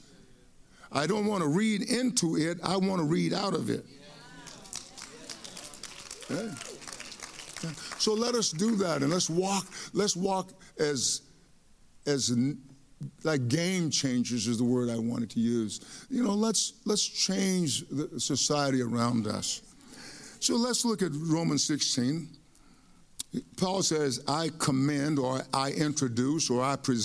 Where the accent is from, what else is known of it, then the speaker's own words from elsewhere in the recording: East Texas, United States; I grew up in East Texas and with my mom and dad.